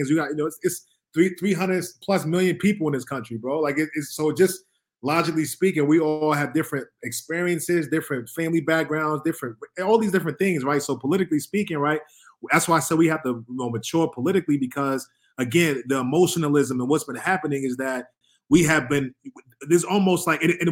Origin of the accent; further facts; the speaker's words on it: New York City, New York, United States; moved away; also born or lived in Boston / Virginia / California; I'm from New York City, I'm from Harlem, New York